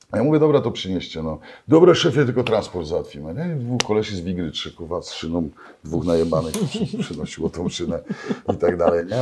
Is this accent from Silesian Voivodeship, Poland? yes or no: yes; Katowice, Silesian Voivodeship, Poland; u nas w Katowicach są, wiesz, wszyscy są niewolnikami metek